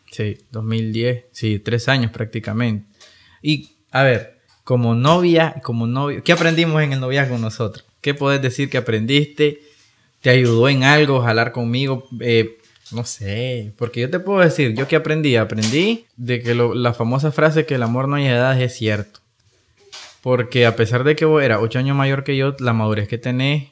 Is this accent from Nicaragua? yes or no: yes; Nicaragua; nosotros como nicas